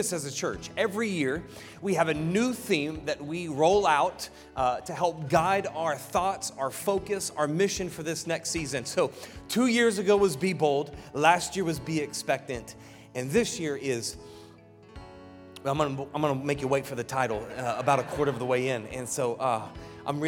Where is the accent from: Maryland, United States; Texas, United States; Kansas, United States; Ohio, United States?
Ohio, United States; Piqua; moved away as an adult; I grew up in Ohio, from Ohio, the great state of Ohio